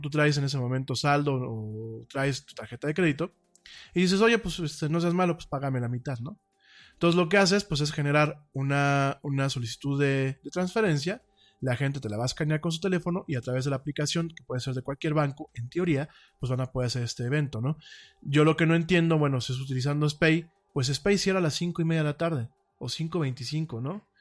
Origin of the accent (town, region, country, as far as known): Mexico